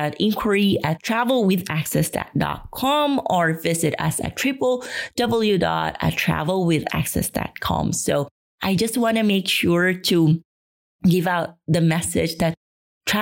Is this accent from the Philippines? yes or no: yes; Philippines; moved away; I will be coming home to the Philippines.